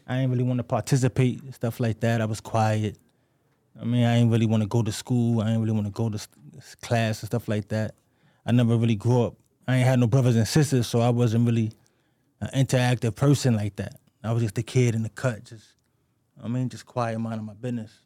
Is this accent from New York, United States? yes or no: yes; New York City, New York, United States; I grew up in the Bronx, you know what I'm saying? Patterson Projects